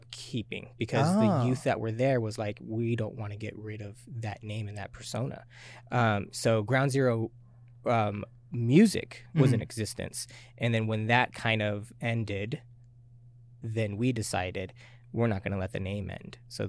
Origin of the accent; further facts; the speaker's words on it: Tacoma, Washington, United States; also born or lived in Japan / California / Colorado / Hawaii; I guess I could say I grew up in Tacoma. I was born military, so